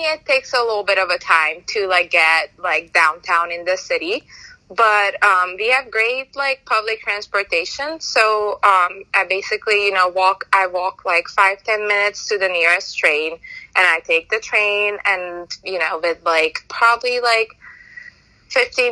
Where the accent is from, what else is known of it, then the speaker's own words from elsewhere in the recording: Budapest, Hungary; moved away as an adult; I did grow up there. I lived there. I was born there, and I lived there until I was 18, almost 19.